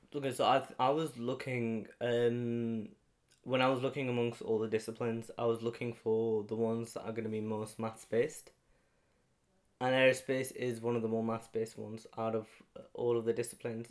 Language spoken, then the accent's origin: English; Halifax, Yorkshire and the Humber, United Kingdom; I come from Halifax in West Yorkshire